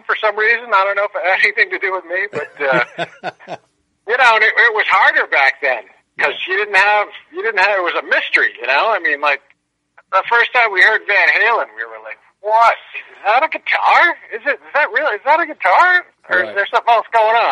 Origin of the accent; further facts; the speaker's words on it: Narragansett, Rhode Island, United States; I grew up in Narragansett, Rhode Island, which actually has a pretty hopping music scene